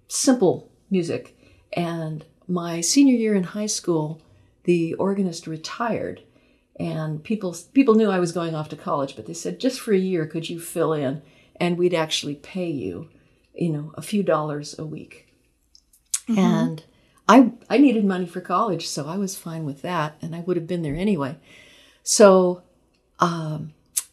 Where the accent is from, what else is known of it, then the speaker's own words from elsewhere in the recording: Long Beach, California, United States; I was growing up in Long Beach, which is a city south of Los Angeles.